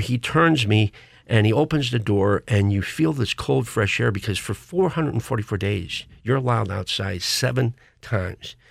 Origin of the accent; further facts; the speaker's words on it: Krakow, Missouri, United States; I was a little kid growing up in Krakow, Missouri